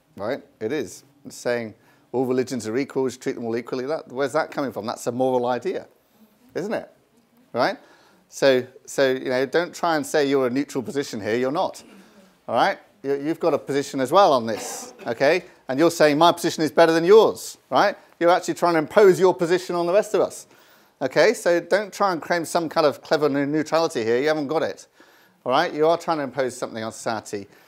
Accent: United Kingdom; I'm from Britain

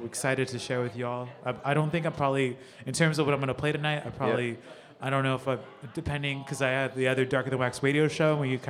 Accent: Ventura, California, United States; moved away as an adult; also born or lived in San Diego, California; now in New York City, United States; Born and raised in Ventura, California, a little beach town between Santa Barbara and Los Angeles. But I came up in SD, went there for school

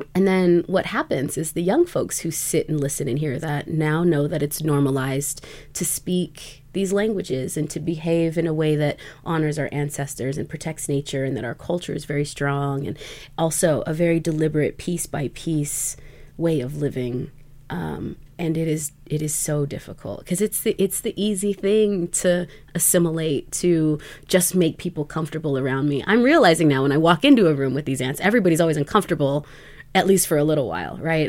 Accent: Nez Perce Nation of Idaho, United States; I am a citizen of the Nimipu Nation or Nez Perce Nation of Idaho um, and beyond

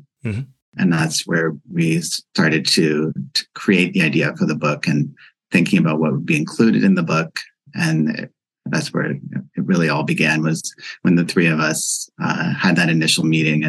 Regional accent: Amherstburg, Ontario, Canada; now in Toronto, Canada; I'm not originally from Toronto, even though I've lived here for over 10 years. I'm from a small town outside of Windsor, Ontario, in Amherstburg.

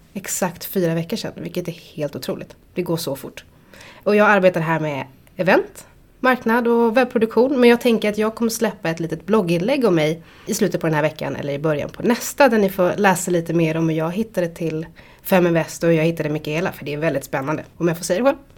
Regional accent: Stockholm, Stockholm County, Sweden; född och uppvuxen här i Stockholm

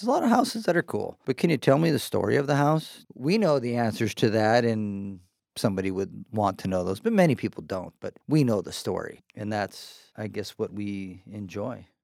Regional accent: Seattle east side, Washington, United States; also born or lived in Chicago; My parents moved out here. My dad got a job with Boeing. Lived on the east side

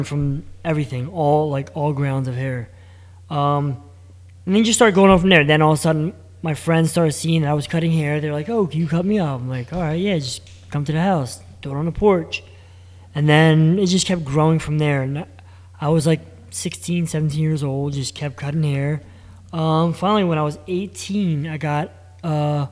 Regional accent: Bristol, Pennsylvania, United States; I grew up in Bristol Borough

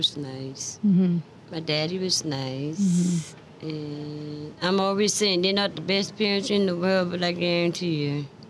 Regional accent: Charleston, South Carolina, United States; I was born in Charleston, South Carolina by a midwife and 1949 in Charleston, South Carolina.

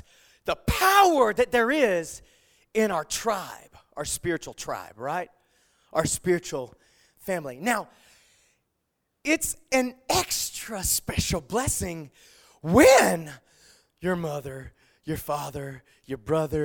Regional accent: the South, United States; I grew up in the South

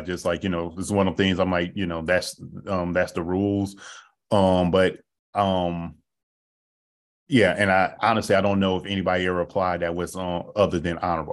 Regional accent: Oakland, California, United States; moved away as an adult; also born or lived in Sacramento, California; I'm from Oakland, California, born, raised, grew up there

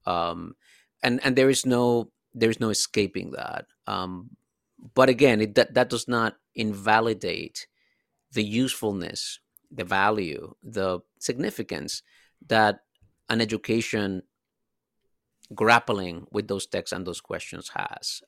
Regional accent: Dominican Republic; moved away; I'm a immigrant from the Dominican Republic

